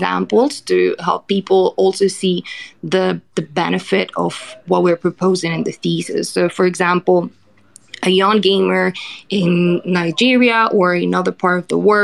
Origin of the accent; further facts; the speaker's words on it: Colombia; I'm from Colombia